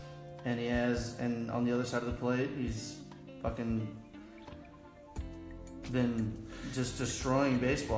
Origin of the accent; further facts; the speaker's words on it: Richland, Washington, United States; I'm from Richland, Washington, so a very eastern part of the state. Middle of the desert.